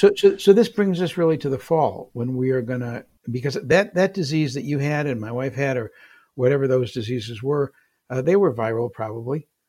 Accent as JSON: {"language": "English", "town": "Detroit", "region": "Michigan", "country": "United States", "also_born_or_lived": "San Francisco", "moved": "as an adult", "said": "I was from Michigan, in Detroit"}